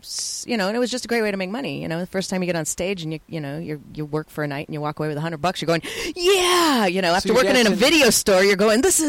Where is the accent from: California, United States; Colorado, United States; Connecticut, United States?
Colorado, United States; I was from Colorado, so is that, you know, it's a little bit redneck there.